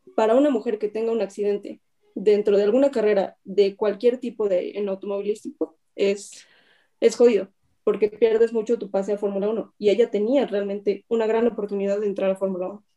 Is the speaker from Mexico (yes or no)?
yes; Mexico; Como cualquier mexicano